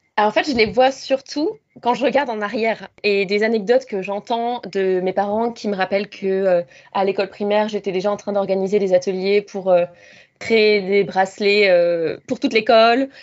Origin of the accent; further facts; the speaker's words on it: Rouen, Normandy, France; moved away as an adult; also born or lived in Lille / Suzhou, China / Shanghai, China / Mexico; now in Sydney, Australia; je viens de Normandie, en France, de Rouen. Et j'ai grandi là-bas jusqu'à mes 19 ans